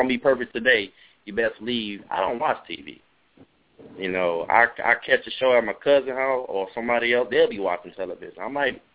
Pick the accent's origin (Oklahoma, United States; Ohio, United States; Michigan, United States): Michigan, United States; Detroit; I was born and raised in Detroit, Michigan